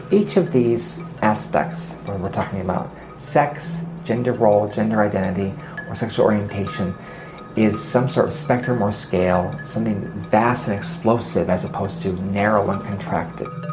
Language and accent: English; Central Texas, United States; I was raised in the South, uh, in Central Texas